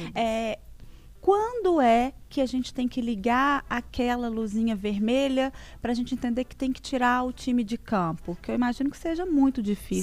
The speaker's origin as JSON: {"language": "Portuguese", "town": "São João del Rei", "region": "Minas Gerais", "country": "Brazil", "tie": "born or raised there", "moved": "as an adult", "lives_now": "Belo Horizonte, Brazil", "said": "eu sou de São João Del Rey. moro em Belo Horizonte"}